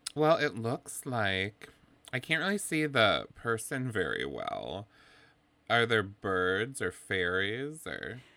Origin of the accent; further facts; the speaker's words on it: Wisconsin, United States; where I'm from. I'm from Wisconsin in the Midwest